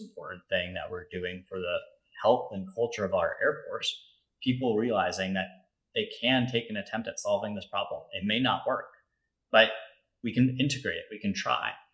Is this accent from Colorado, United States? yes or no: yes; Denver, Colorado, United States; moved away as an adult; also born or lived in Louisiana; I grew up in Denver, Colorado.